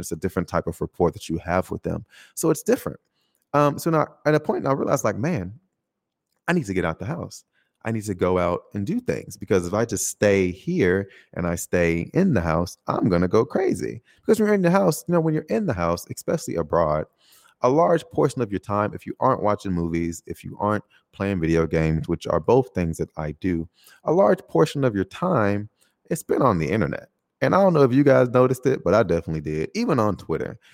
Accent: United States; moved away as an adult; now in Taiwan; specifically my home country, uh, America

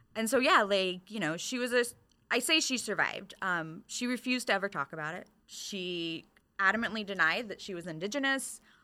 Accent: Michigan, United States; moved away; I'm originally from Michigan.

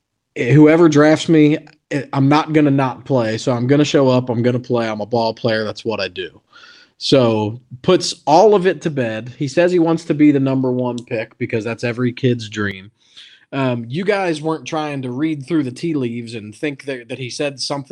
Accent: Winnipeg, Manitoba, Canada; from Manitoba. I am from Tuxedo Park, Manitoba.

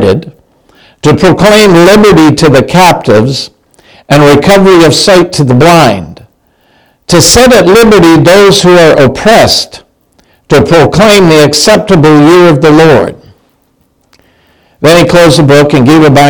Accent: Canada; now in United States; I'm Canadian

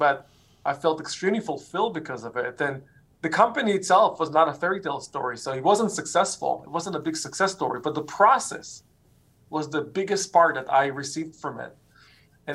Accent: Israel; moved away; I grew up in Israel

